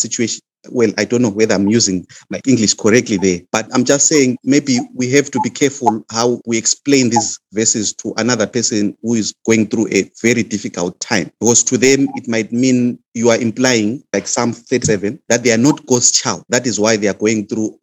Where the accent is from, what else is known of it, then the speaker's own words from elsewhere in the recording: Zimbabwe; moved away; I come from Zimbabwe